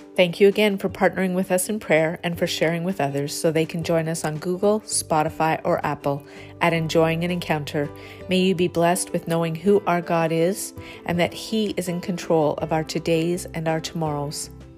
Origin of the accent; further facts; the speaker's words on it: Canada; my own country